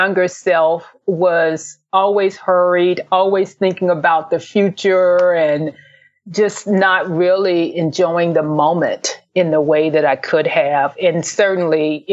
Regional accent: Memphis, Tennessee, United States; also born or lived in San Francisco Bay Area, California; now in Dayton, United States; I'm originally from Memphis, Tennessee

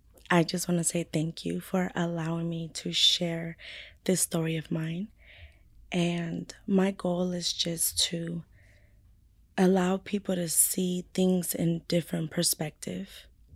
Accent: San Bernardino, California, United States; also born or lived in Fontana, California; I was born in Fontana. Okay, Fontana. But raised in San Bernardino.

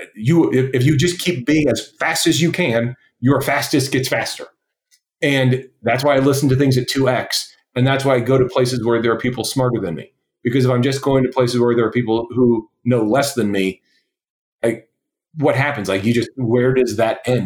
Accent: West Coast, United States; I was young and from the West Coast

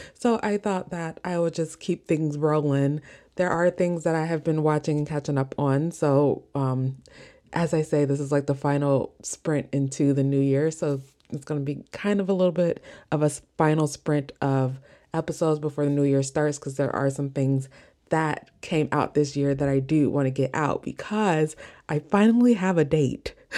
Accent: Midwest, United States; accent: Midwestern; my Midwestern accent

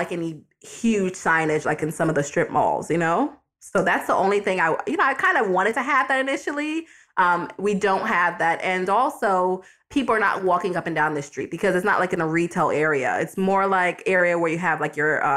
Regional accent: New York, United States; now in Florida, United States; I'm from New York

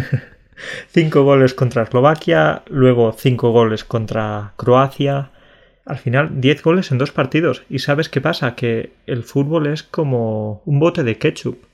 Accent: Spain; now in Poland; Soy español, pero vivo en Polonia

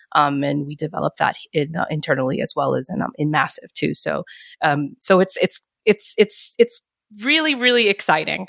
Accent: New York City, New York, United States; moved away as an adult; now in Sweden; I'm from New York City

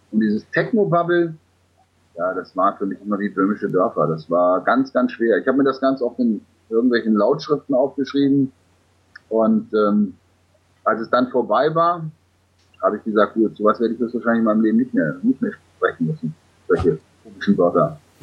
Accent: Germany; wir Deutschen

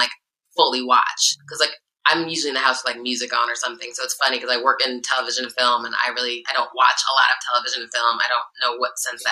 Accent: Iowa, United States; now in California, United States; I'm from Iowa, which is in the Midwest in the central time zone

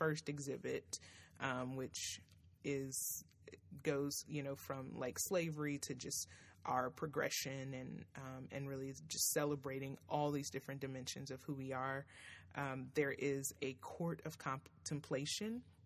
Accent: Nashville, Tennessee, United States; my hometown, Nashville, Tennessee

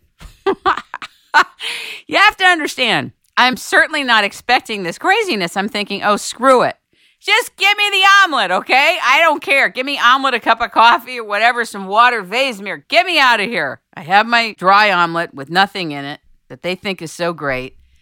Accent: United States

